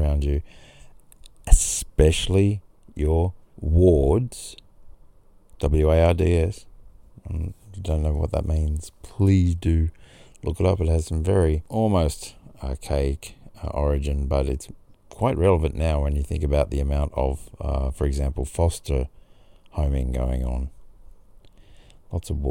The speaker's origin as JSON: {"language": "English", "town": "Grafton", "region": "New South Wales", "country": "Australia", "tie": "born or raised there", "also_born_or_lived": "Sydney", "said": "in Grafton, my hometown"}